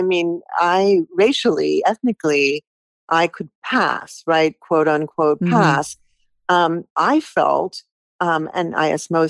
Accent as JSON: {"language": "English", "town": "Stuttgart", "region": "Baden-Württemberg", "country": "Germany", "tie": "born there", "said": "I knew I was born in Stuttgart, and I wanted that to be a part of it."}